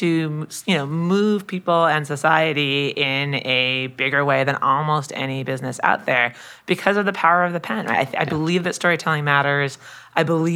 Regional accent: New York City, New York, United States; me and of New Yorkers

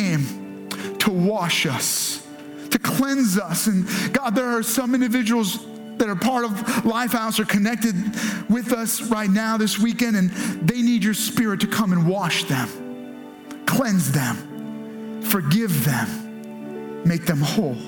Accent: United States; Our challenge as American Christians

